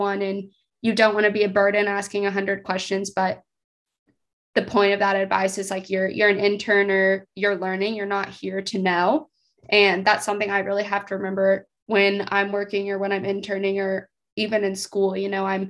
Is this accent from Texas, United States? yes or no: yes; Texas, United States; moved away as an adult; now in Fayetteville, United States; I'm from Texas.